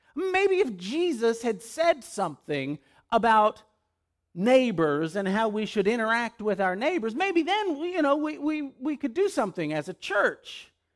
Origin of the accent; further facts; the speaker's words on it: West Monroe, Louisiana, United States; moved away; The very first neighborhood I lived in was in West Monroe, Louisiana.